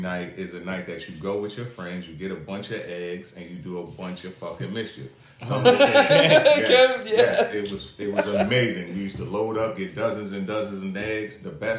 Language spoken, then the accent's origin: English; Newark, New Jersey, United States; I'm from Newark, New Jersey, or Essex County, New Jersey, right?